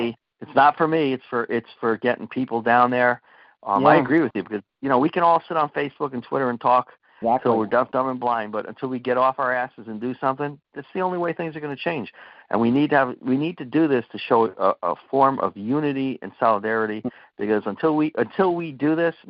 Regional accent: Connecticut, United States; moved away; I'm from Connecticut originally.

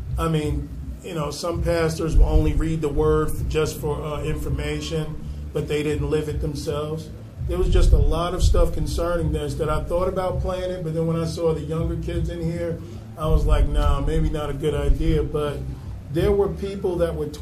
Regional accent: New York City, New York, United States; growing up in Brooklyn

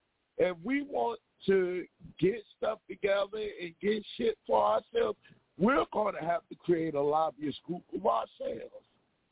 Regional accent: Virginia, United States; now in Pennsylvania, United States; I'm from DMV. I'm from Virginia.

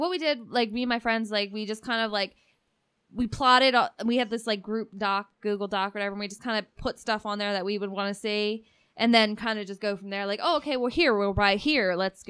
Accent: Delaware, United States; I was from Delaware

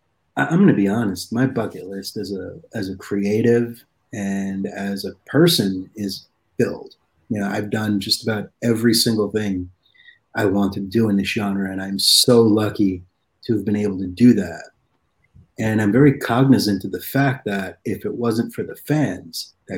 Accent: East Coast, United States; when I was a little kid, especially growing up on the East Coast, I knew that at 2 o'clock in the morning or 1 o'clock in the morning, that's when all the good shit started coming out of TV.

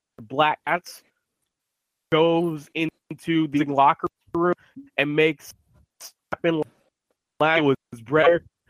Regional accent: Pittsburgh, Pennsylvania, United States; I'm born and raised in Pittsburgh. I've known other places. I've been to other places, but not often, though.

